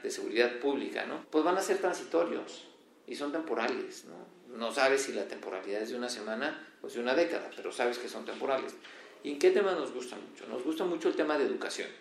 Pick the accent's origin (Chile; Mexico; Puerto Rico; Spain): Mexico; seguimos siendo más mexicanos